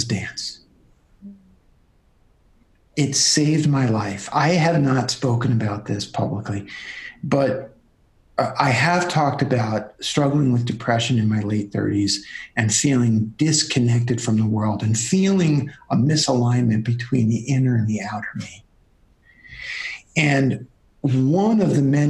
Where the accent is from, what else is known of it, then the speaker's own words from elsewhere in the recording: New York City, New York, United States; I'm from Brooklyn